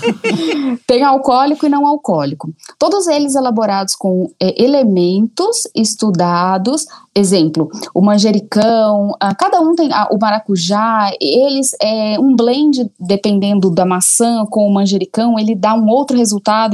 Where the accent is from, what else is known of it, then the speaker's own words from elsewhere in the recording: Goiânia, Goiás, Brazil; moved away as an adult; also born or lived in Colombia / Belo Horizonte; now in São Paulo, Brazil; saí de Goiânia, casei muito cedo, morei em vários lugares, na Colômbia